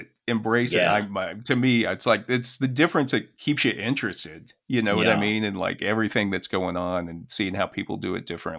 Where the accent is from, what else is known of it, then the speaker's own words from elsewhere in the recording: United States; also born or lived in Kansas City; as an American